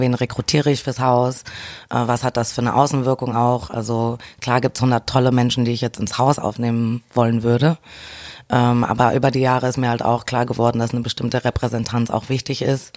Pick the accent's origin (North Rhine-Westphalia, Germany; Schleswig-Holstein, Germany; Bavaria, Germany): North Rhine-Westphalia, Germany; Düsseldorf; also born or lived in Tilburg, Netherlands; Also ich komme aus Düsseldorf. Ich bin Düsseldorfer Mädchen. Mhm. ähm, ja, bin dort geboren, aufgewachsen